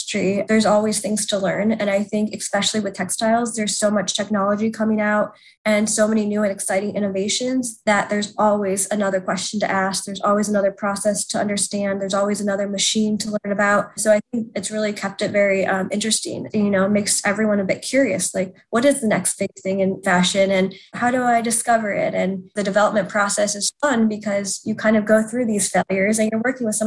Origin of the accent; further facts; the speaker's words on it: Indianapolis, Indiana, United States; moved away as an adult; also born or lived in New York; I grew up in Indianapolis